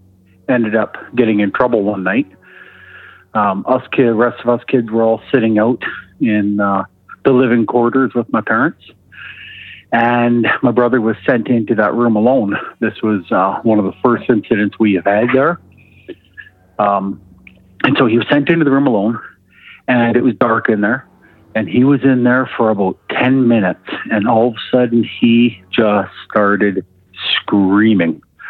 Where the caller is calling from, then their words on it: Alberta, Canada; calling from Alberta.